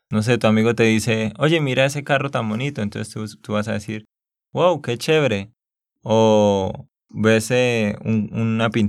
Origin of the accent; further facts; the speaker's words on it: Santander, Colombia; sí, es que yo soy de Santander y hablamos pues así. Eso que ahora estoy hablando un poco más despacio